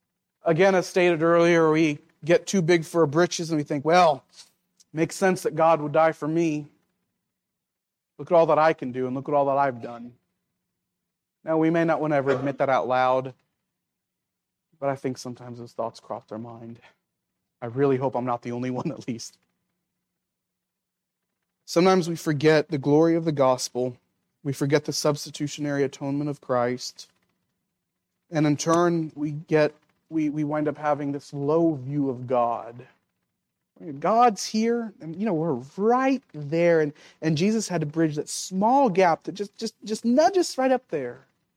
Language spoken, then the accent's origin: English; Philippines; now in United States; I grew up in the Philippines.